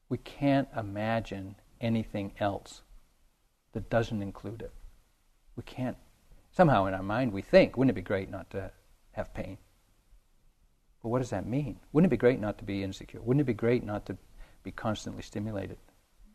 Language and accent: English; New England, United States; I grew up in New England in the 50s